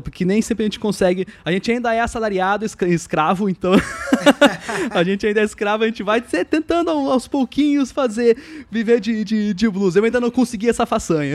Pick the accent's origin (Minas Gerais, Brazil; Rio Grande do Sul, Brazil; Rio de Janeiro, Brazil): Rio Grande do Sul, Brazil; Caxias do Sul; Caxias, minha terra natal.